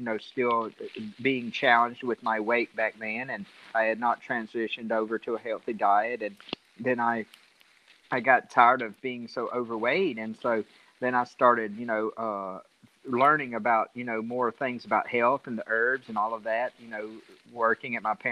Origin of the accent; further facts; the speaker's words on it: Central Alabama, United States; I'm from Central Alabama